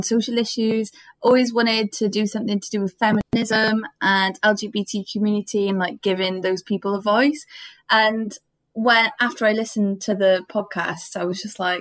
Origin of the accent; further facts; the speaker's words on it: Cardiff, Wales, United Kingdom; I'm from Cardiff